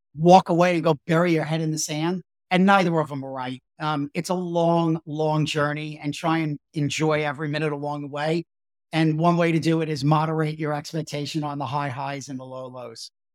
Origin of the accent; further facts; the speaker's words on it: New York, United States; also born or lived in Brooklyn; I grew up in, in New York and, and I was born in Brooklyn